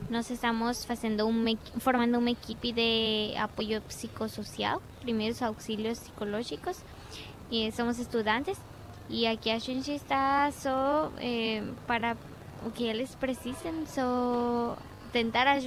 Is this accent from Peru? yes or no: no; Mexico; Portuguese is a second language; now in Brazil; É, México. Do México.